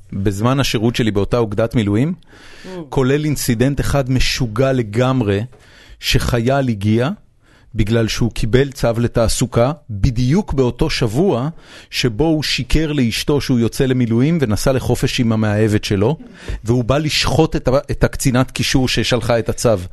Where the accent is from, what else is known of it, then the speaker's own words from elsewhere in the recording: Mount Carmel, Haifa District, Israel; ילד אה, לבנבן שגדל על הכרמל